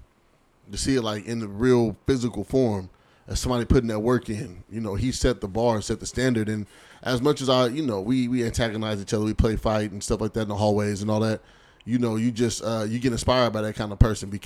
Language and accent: English; Seattle, Washington, United States; I'm from Seattle for real.